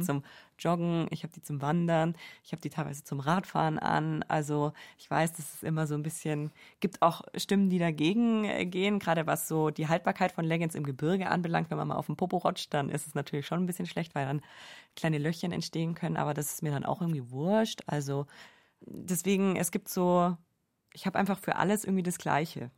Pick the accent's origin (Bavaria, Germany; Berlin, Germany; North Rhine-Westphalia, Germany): Bavaria, Germany; Allgäu; moved away as an adult; now in Munich, Germany; in meiner Heimat im Allgäu bin, da bin ich einfach so krass mit dem Autofahren aufgewachsen